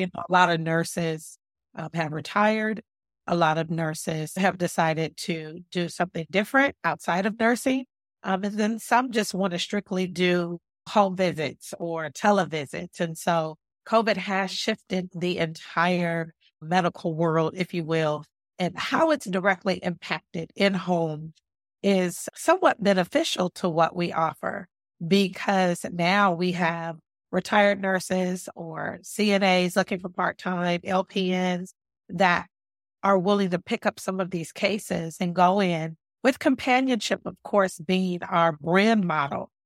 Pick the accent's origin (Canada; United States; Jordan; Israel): United States; Los Angeles, California; now in Hampton Roads, United States; I'm from Los Angeles, California